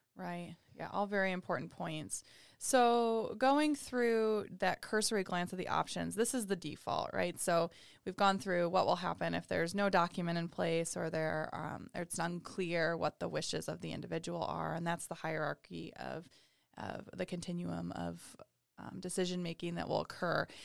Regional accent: Oregon, United States; moved away; I'm from Oregon

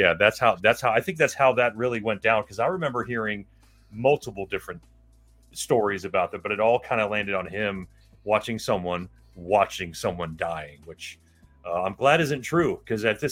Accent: Miami, Florida, United States; We growing up in Miami, Florida, like we did

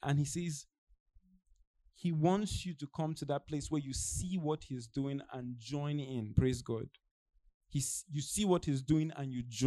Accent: Nigeria; moved away; I'm Nigerian. It's like me return back to Nigeria

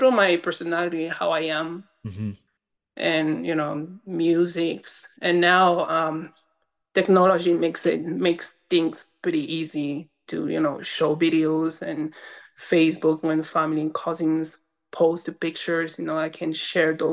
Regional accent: Windward Islands, French Polynesia; English is a second language; moved away as an adult; also born or lived in Mo'orea; now in New Mexico, United States; I grew up in Tahiti

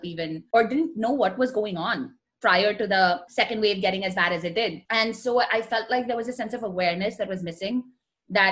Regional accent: India; moved away as an adult; I grew up in India, still very rooted in India

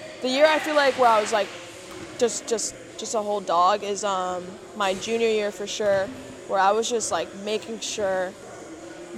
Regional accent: Connecticut, United States; also born or lived in Kansas City; I was born in Kansas City, and I lived there till I was 7. And then I moved to Connecticut.

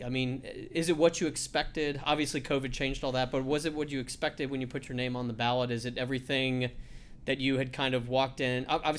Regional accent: Knoxville, Tennessee, United States; moved away; I'm from Knoxville, still have a lot of family in Knoxville and friends in Knoxville

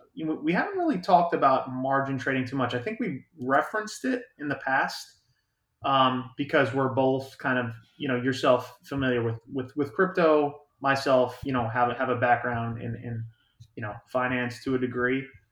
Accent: United States; We do enjoy our friends up there, but no, we're Yanks and Yank transplants.

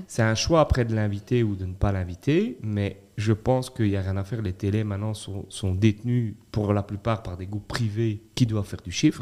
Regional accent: Belgium; en tant que Belges

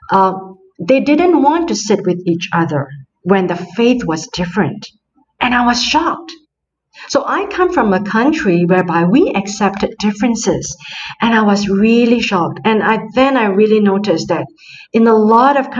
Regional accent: Singapore; moved away as an adult; now in France; I come from Singapore

